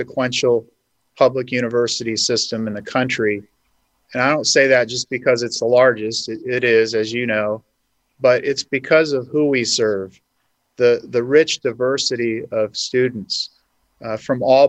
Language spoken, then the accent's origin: English; Hanford, California, United States; eventually settled in my hometown of Hanford